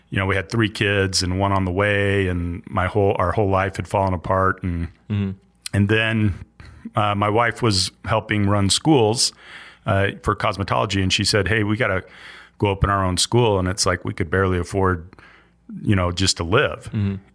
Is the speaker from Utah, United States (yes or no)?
yes; Salt Lake City, Utah, United States; also born or lived in Oregon / Virginia / Missouri; now in Idaho, United States; Uh, I grew up primarily in Salt Lake, but you know, born in Oregon, lived in Virginia, Missouri, and then Salt Lake.